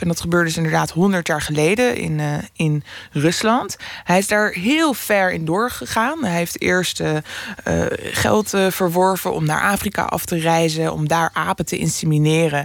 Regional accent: Amsterdam, North Holland, Netherlands; ik woon in Noord maar ik kom er als kind, kom ik dus uit Oost.

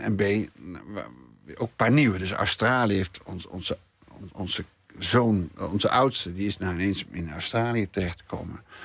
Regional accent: Nijmegen, Gelderland, Netherlands; moved away; also born or lived in Amsterdam; ik kom gewoon uit Nijmegen, ik kom gewoon uit de provincie.

